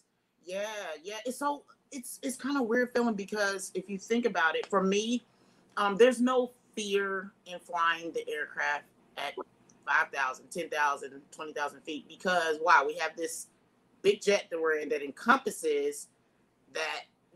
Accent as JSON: {"language": "English", "town": "Jeffersonville", "region": "Indiana", "country": "United States", "tie": "born or raised there", "said": "I grew up in the Midwest, Jeffersonville, Indiana."}